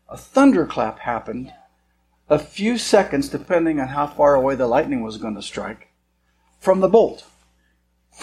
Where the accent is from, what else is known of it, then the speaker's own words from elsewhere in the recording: Montana, United States; I was born and raised in Montana